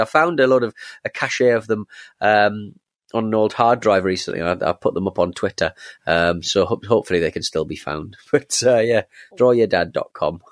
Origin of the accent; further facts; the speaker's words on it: England, United Kingdom; I'm, I'm English